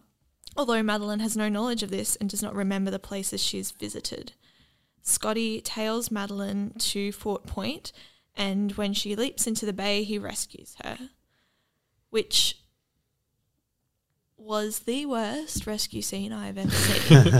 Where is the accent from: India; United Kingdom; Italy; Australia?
Australia; we're Australian